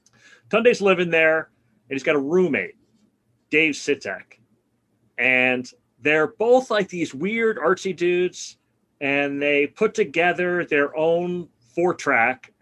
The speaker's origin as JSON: {"language": "English", "town": "New York City", "region": "New York", "country": "United States", "tie": "born or raised there", "moved": "as an adult", "said": "I grew up in Brooklyn. I basically left in 1987 when I went to college"}